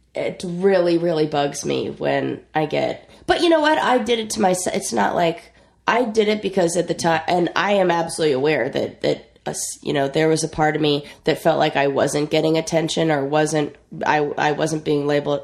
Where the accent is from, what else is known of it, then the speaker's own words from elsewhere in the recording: Orange County, Southern California, United States; I grew up in Southern California